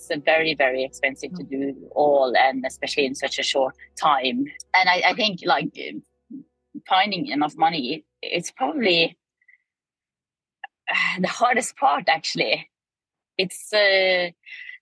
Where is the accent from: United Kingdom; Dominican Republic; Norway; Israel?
Norway; I'm from Norway